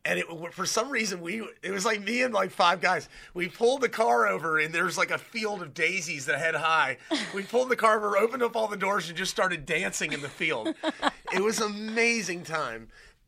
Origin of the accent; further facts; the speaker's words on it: Hilton Head Island, South Carolina, United States; I'm just a guy from South Carolina. I'm a guy from Hilton Head